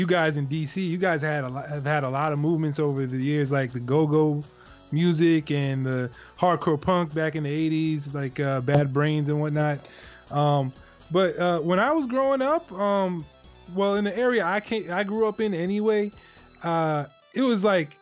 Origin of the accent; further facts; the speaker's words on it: Long Island, New York, United States; I grew up in Long Island, which is right outside of the city